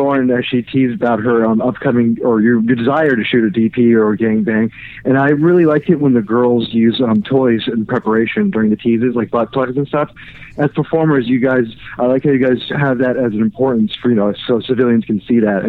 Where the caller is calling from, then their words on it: Orlando, Florida, United States; calling in from Orlando, Florida.